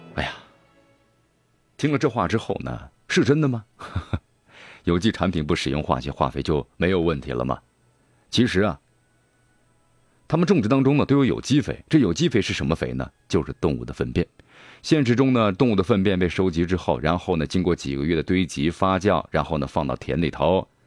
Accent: China; 咱们中国

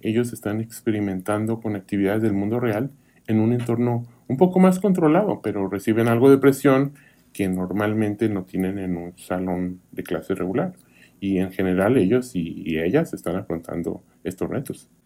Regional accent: Kansas, United States; moved away as an adult; also born or lived in Arkansas / Sweden; now in Eagle County, United States; en Kansas, de donde yo soy

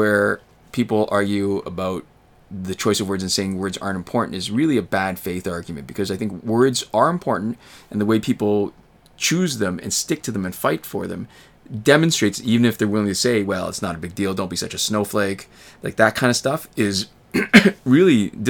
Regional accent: Canada; And even as a Canadian, where I don't really have the same kind of direct personal stake in it, it's really kind of compelling

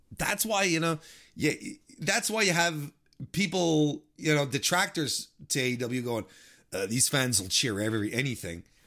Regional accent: Canada; I'm, I'm Canadian

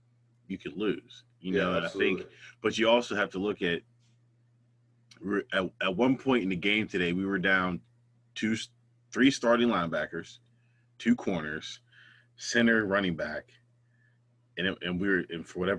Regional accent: Ambridge, Pennsylvania, United States; also born or lived in Sewickley; I was born in Swickley. I went to Quaker Valley grade.

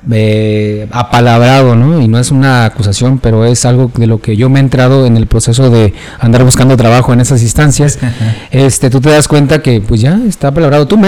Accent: Mexico

